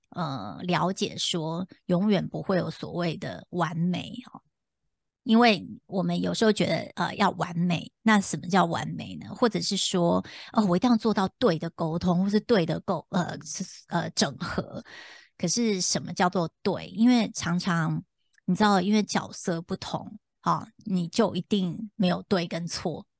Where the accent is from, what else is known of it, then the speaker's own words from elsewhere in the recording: Taipei, Taiwan; moved away as an adult; also born or lived in United States; 其实就土生土长，就是在台，就我就在台湾长大嘛，然后台北就是我生长的地方